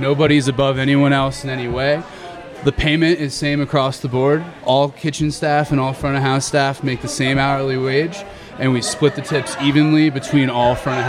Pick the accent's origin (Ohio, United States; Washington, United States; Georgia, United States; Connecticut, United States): Georgia, United States; Atlanta; I'm from Atlanta.